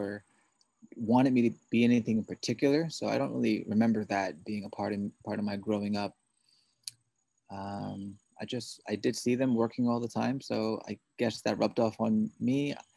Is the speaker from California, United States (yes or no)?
no; New York City, New York, United States; also born or lived in Korea / Massachusetts; I was born and raised in Queens, New York City.